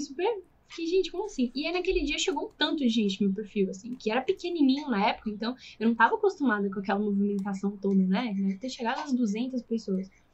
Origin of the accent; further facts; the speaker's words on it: São Paulo, Brazil; also born or lived in south of Minas Gerais; now in Belo Horizonte, Brazil; eu sou paulista